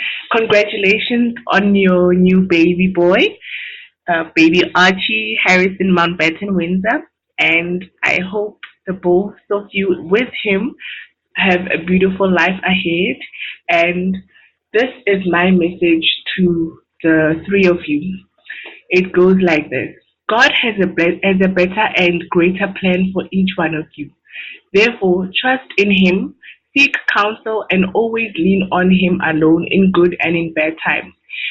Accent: South Africa; I am from South Africa.

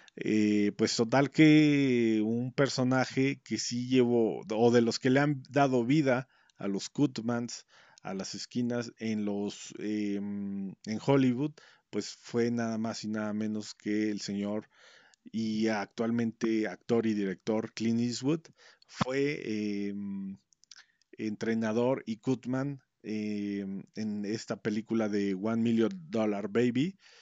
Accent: Mexico; nosotros como mexicanos

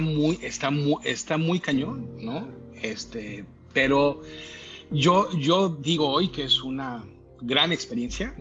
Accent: Mexico; moved away as an adult; also born or lived in Mexico City / New York; now in United States; nosotros como mexicanos, pues este, estamos acostumbrados a los temblores

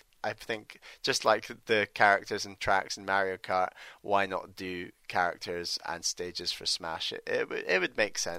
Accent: Brazil; English is a second language; I know, that's because my family comes from Syria and I am from Brazil.

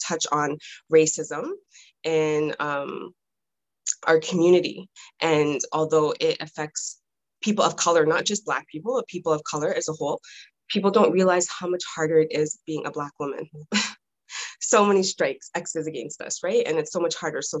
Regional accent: Toronto, Ontario, Canada; I was born and raised in Toronto.

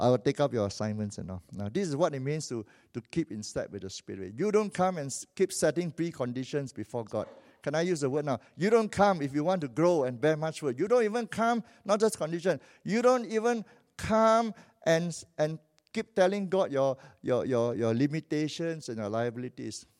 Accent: Malaysia; also born or lived in Vancouver; now in Kuala Lumpur, Malaysia; I'm a Malaysian

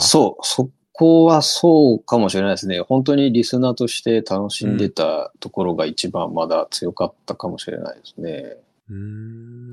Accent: Kitakyushu, Fukuoka, Japan; now in Kagawa, Japan; もともとね、九州で、出身なんですよ。

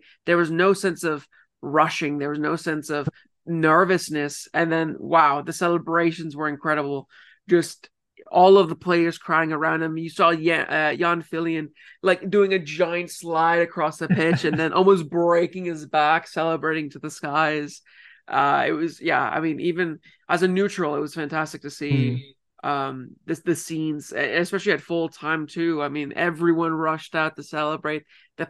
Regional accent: Ontario, Canada; I'm from Ontario.

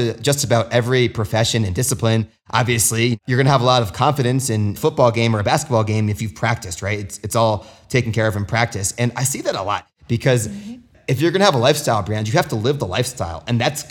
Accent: United States; growing up in the United States

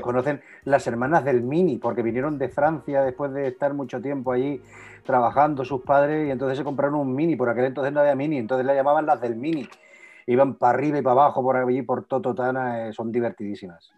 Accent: Castilla-La Mancha, Spain; Yo soy manchego, pero mi madre es murciana

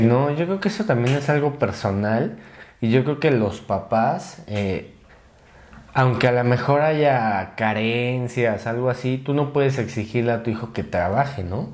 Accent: Mexico City, Mexico; nací en Ciudad de México

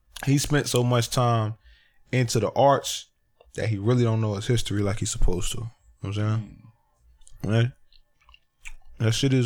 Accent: the South, United States; I'm from the South.

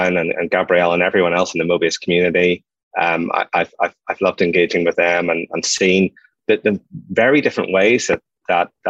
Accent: Ireland; I'm an Irish guy

